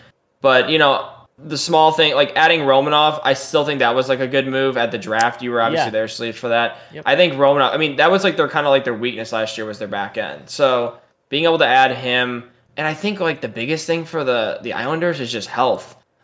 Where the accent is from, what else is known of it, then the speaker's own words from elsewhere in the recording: St. Louis, Missouri, United States; I'm from St. Louis, so it's not even like I like hate the Leafs.